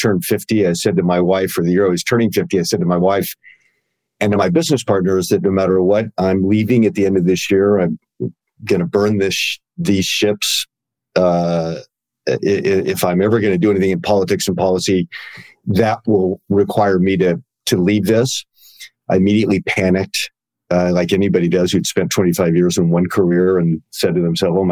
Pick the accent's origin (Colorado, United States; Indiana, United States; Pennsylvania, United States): Colorado, United States; Denver; I grew up in Denver